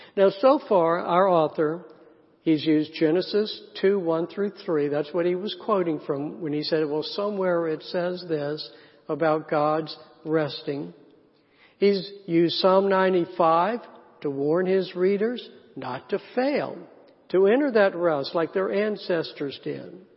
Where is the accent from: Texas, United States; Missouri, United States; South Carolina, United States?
South Carolina, United States; I grew up in the South, in a small town in South Carolina